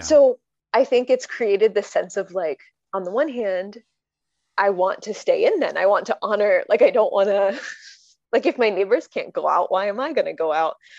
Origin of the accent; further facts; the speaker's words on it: Connecticut, United States; moved away; I'm from Connecticut